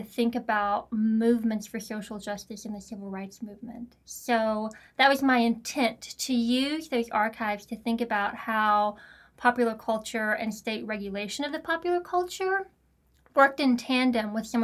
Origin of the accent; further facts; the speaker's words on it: the South, United States; I grew up in the South.